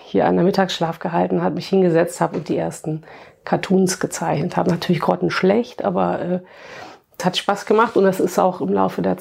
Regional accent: Wittlich, Rhineland-Palatinate, Germany; ich komme aus Trier, also zumal jetzt mein kleines Städtchen auch keiner.

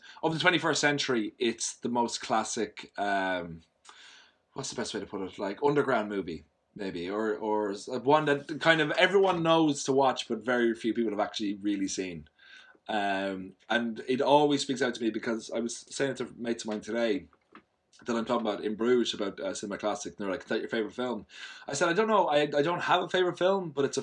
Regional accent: Ireland; I'm Irish, which I'm sure you found out just by me speaking

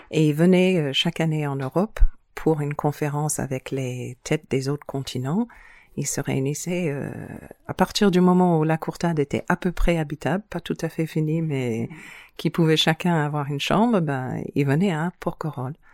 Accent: New Zealand; born there; Moi, je suis née en Nouvelle-Zélande, mais de parents euh, baroudeurs. J'ai passé mon enfance euh, dans beaucoup de différents pays, mais étonnamment, toujours des îles.

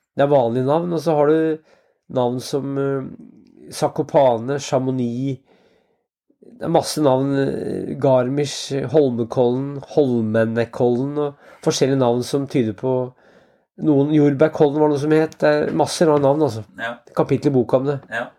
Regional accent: Ringsaker, Innlandet, Norway; i Ringsaker kommune, der jeg vokste opp

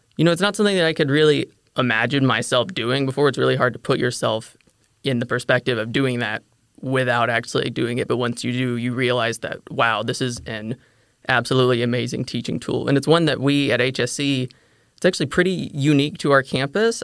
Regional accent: DeSoto County, Mississippi, United States; moved away as an adult; also born or lived in Olive Branch, Mississippi; now in Fort Worth, United States; I grew up in DeSoto County, Mississippi.

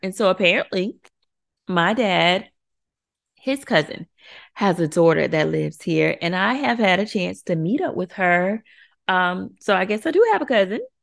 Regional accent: Florida, United States; moved away as an adult; now in Chicago, United States; I'm from Florida. We are from Florida. We are true Floridians.

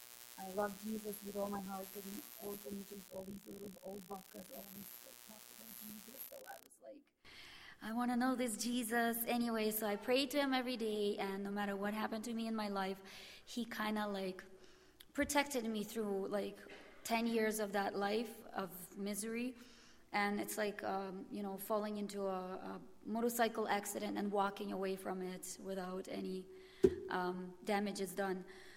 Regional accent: Winnipeg, Manitoba, Canada; Good morning. … I am from Winnipeg. I'm 32 years old.

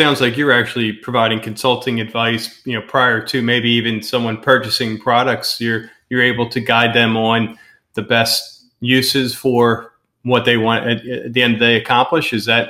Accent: right outside of Philadelphia, Pennsylvania, United States; moved away as an adult; also born or lived in Southwest Florida; now in Florida, United States; We're from Pennsylvania, right outside of Philadelphia.

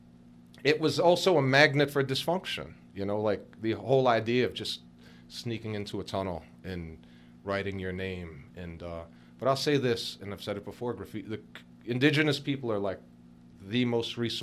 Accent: New York City, New York, United States; I grew up near the Barclays Center

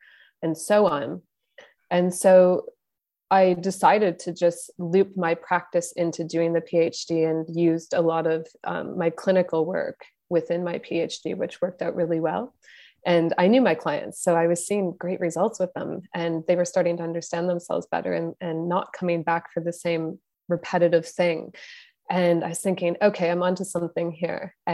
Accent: Canada; I'm Canadian

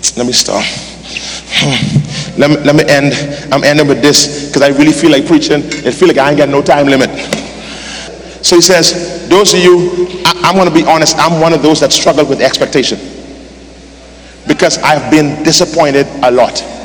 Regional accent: Nassau, New Providence, Bahamas; I was born, grew up in Palm Beach Street, right across the road

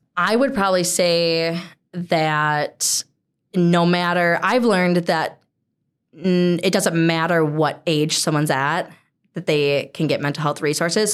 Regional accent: Hudson, Wisconsin, United States; born and raised in Hudson

